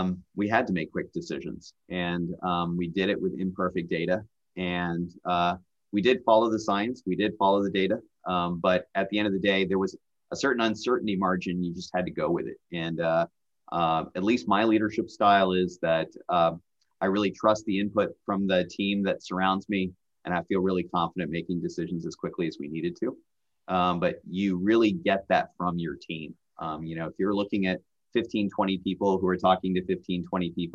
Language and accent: English; Nashville, Tennessee, United States; moved away as an adult; also born or lived in Bay Area, California; now in Iowa, United States; I grew up in Nashville.